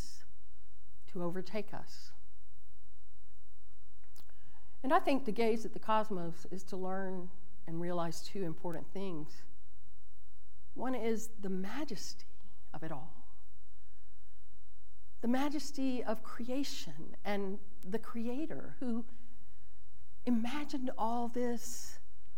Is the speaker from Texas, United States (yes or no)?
yes; El Campo, Texas, United States; When I was growing up in El Campo, Texas